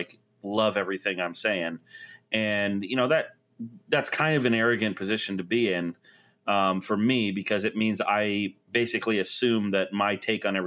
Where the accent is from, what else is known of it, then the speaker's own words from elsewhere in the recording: Florida, United States; moved away; I grew up in Florida where 88's like, oh, it's cool today.